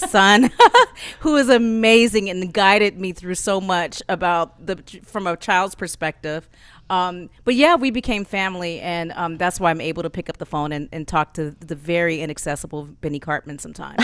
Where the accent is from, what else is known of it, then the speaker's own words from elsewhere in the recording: Oakland, California, United States; I'm from Oakland, California.